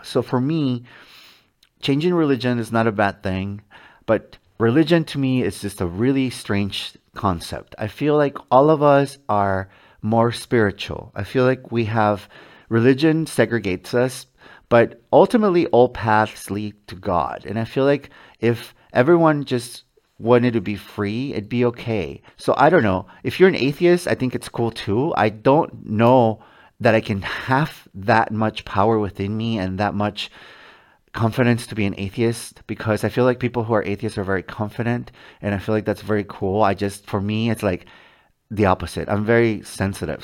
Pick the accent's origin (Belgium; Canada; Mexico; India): Mexico; moved away; when I was a child growing up in Mexico with my mom and my dad